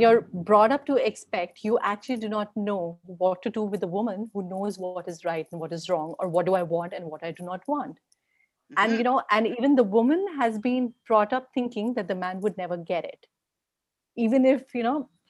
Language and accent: English; India; me being an Indian